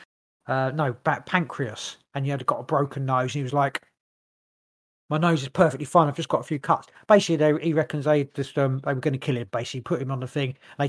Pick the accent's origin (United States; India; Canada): Canada; I can do an American one, whatever, and then I'm Canadian.